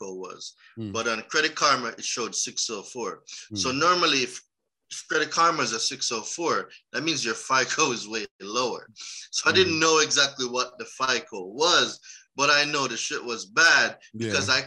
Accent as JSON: {"language": "English", "country": "Jamaica", "also_born_or_lived": "New York", "moved": "as an adult", "lives_now": "United States", "said": "So I'm Jamaican."}